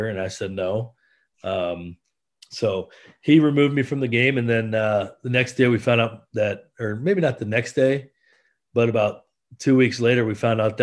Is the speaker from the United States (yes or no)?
yes; Iowa, United States; I'm originally from Iowa